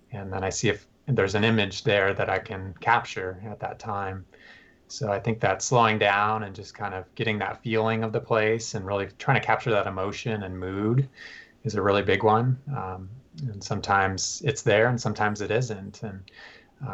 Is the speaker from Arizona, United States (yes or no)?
yes; Tucson, Arizona, United States; moved away; I'm from Tucson